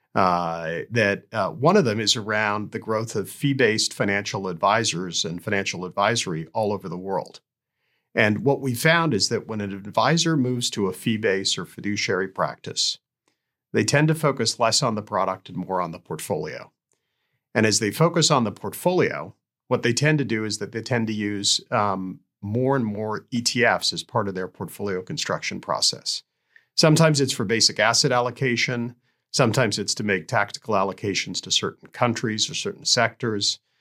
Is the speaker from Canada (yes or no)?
yes; Canada; also born or lived in Tanzania; I emigrated to Canada